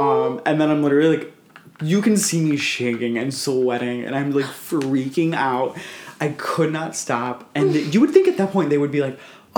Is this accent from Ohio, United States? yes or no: yes; Cleveland, Ohio, United States; I'm from Cleveland.